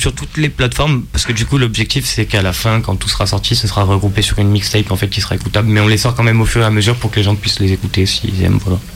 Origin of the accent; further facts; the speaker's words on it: Grenoble, Auvergne-Rhône-Alpes, France; on est de Grenoble